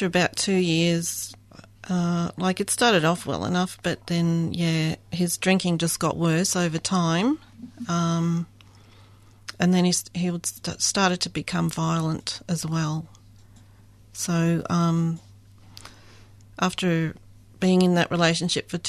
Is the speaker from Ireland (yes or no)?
no; Adelaide, South Australia, Australia; moved away as an adult; also born or lived in Melbourne; now in Geelong, Australia; I grew up in Adelaide